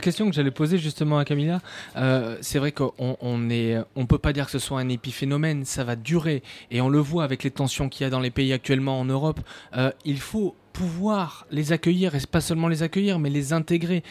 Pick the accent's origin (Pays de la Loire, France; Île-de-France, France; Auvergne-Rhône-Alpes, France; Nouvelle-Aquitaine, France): Nouvelle-Aquitaine, France; Périgord; je viens d'un petit village du Périgord